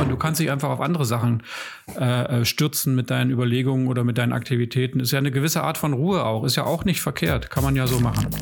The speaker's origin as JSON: {"language": "German", "country": "Germany", "said": "als Deutsche"}